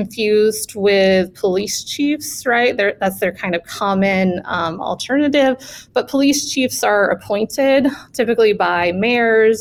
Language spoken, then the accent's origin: English; Birmingham, Alabama, United States; I grew up in Birmingham, Alabama